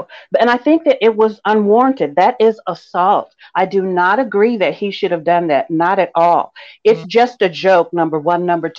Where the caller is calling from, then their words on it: Los Angeles, California, United States; Hi, I'm calling from Los Angeles